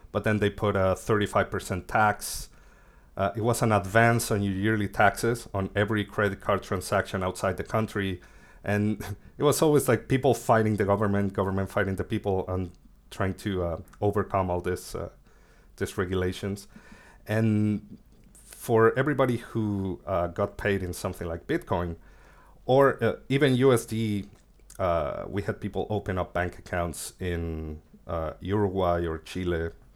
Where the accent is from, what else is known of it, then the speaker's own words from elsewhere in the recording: Mexico; moved away as an adult; also born or lived in Argentina; now in Buenos Aires, Argentina; I was born in Argentina, but I moved to Mexico when I was, like, six years old, so I lived there most of my life